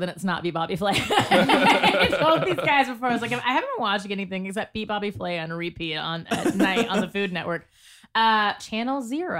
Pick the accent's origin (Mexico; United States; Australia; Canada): United States; Georgia; I'm from Georgia. I'm from the South.